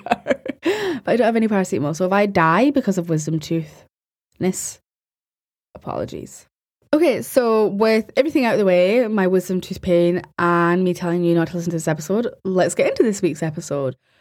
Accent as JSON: {"language": "English", "region": "Scotland", "country": "United Kingdom", "said": "I'm Scottish and I pronounce my R's"}